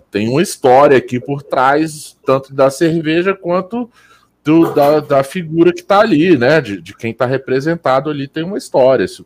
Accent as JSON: {"language": "Portuguese", "town": "Brasília", "region": "Federal District", "country": "Brazil", "said": "Eu sou de Brasília e defendo as cervejas locais aqui"}